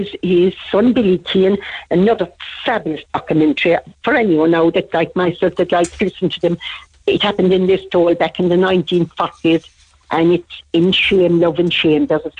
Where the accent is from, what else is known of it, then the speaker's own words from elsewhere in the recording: Kentuck, Ireland; I'm from Kentuck.